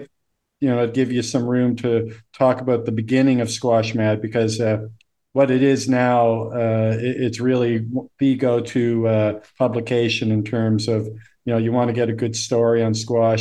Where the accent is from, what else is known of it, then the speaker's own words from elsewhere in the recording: Halifax, Nova Scotia, Canada; moved away; Halifax, where I'm from